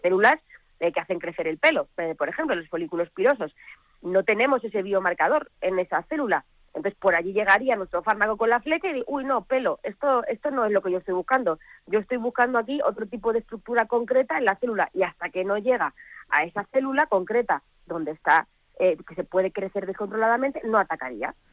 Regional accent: Belmonte, Spain; mi pueblo de Belmonte

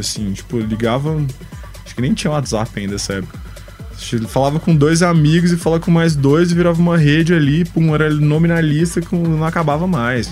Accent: Goiânia, Goiás, Brazil; Goiânia, que é de onde eu sou

